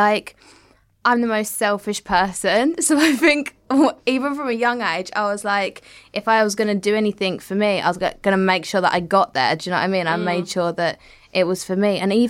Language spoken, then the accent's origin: English; Southend-on-Sea, East of England, United Kingdom; I come from Southend and I'm not like massively educated.